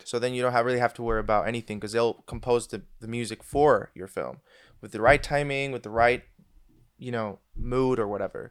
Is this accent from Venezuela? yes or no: yes; Venezuela; moved away as an adult; now in Switzerland; I am actually from Venezuela, if anybody knows where that is. And uh, I moved out of there when I was 19 straight to Switzerland